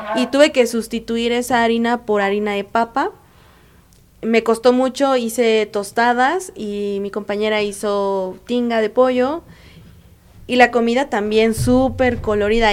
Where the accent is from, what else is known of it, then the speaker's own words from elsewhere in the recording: Mexico; yo soy la primera mexicana en irme bajo el programa de OISCA México